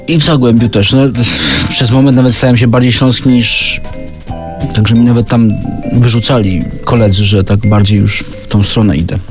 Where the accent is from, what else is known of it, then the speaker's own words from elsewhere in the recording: Sosnowiec, Silesian Voivodeship, Poland; also born or lived in Katowice; ja urodziłem się w Sosnowcu, ale w zasadzie pół życia mieszkałem w Katowicach